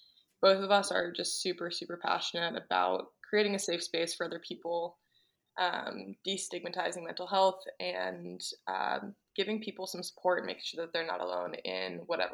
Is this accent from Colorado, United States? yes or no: no; New Jersey, United States; I grew up in New Jersey